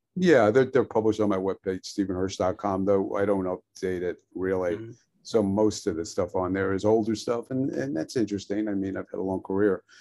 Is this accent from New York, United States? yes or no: yes; New York City, New York, United States; I was born in Brooklyn